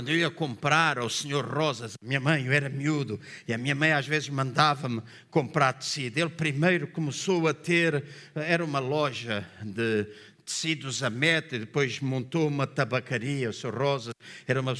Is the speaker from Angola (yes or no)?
yes; Angola; now in Portugal; Quando eu vim de Angola, e eu sempre gostei, a minha fruta favorita é cerejas.